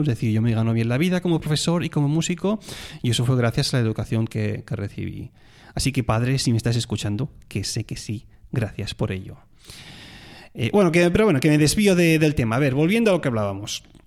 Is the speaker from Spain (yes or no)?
yes; Tarragona, Catalonia, Spain; moved away; soy de Tarragona